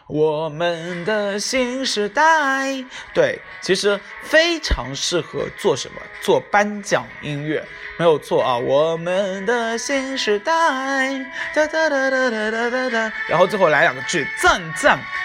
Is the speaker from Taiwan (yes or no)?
no; China; 我们是中国人